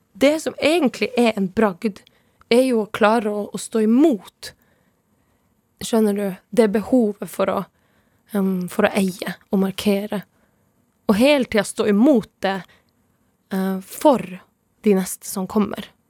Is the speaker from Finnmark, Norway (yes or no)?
yes; Tana, Finnmark, Norway; first language Northern Sami; Norwegian is a second language; now in Oslo, Norway; jeg bor i Oslo og, og, og kjøper maten min i butikken. Men jeg kommer jo fra Tana